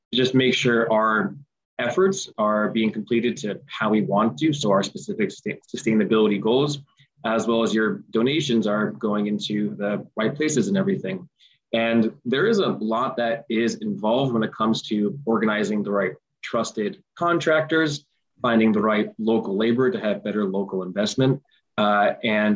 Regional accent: Scotch Plains, New Jersey, United States; growing up in Scotch Plains, you know, I'm fortunate to live in a connected community

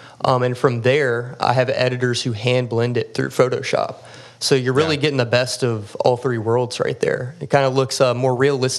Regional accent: Frankfort, Kentucky, United States; now in Lexington, United States; I'm from Frankfort, Kentucky

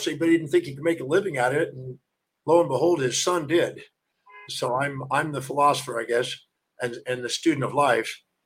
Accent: Houston, Texas, United States; also born or lived in Richmond, Texas / Hawaii; I was in Houston, Texas until I was 12.

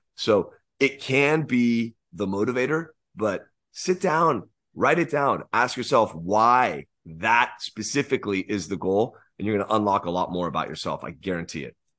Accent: United States

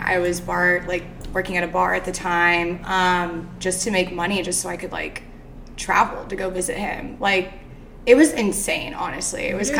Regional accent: Arizona, United States; moved away as an adult; also born or lived in Kentucky; now in Nashville, United States; So I grew up in Arizona. I went to high school out there until I was about 18.

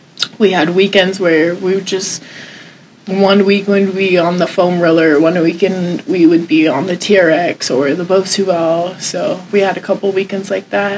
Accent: San Diego, California, United States; I was raised in San Diego, graduated high school 2007

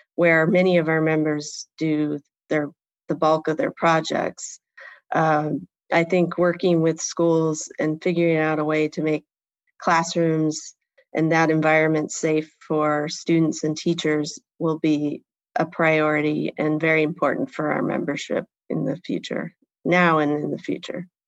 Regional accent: Port Clinton, Ohio, United States; also born or lived in Kalamazoo, Michigan / New York / Germany; And that's where I really grew up in Port Clinton, Ohio, which is a small town

